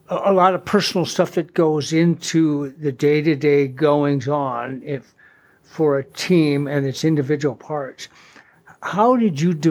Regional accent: North Dakota, United States; as a kid growing up in North Dakota

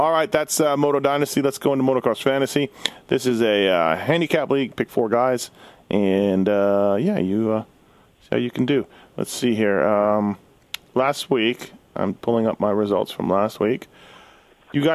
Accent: Canada; me being Canadian.

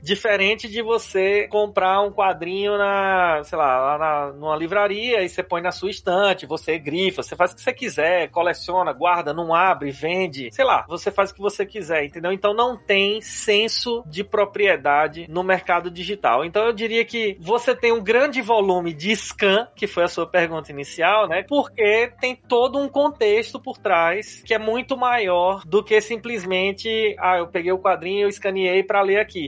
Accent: Paraíba, Brazil; moved away as an adult; now in São Paulo, Brazil; eu sou lá da Paraíba, né? Tô aqui em São Paulo já faz oito anos

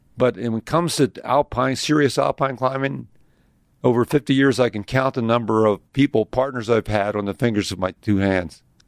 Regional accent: Philadelphia, Pennsylvania, United States; moved away as an adult; I was raised in Philadelphia.

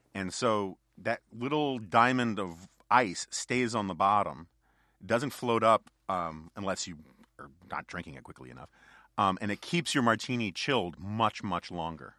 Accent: New York City, New York, United States; born or raised there

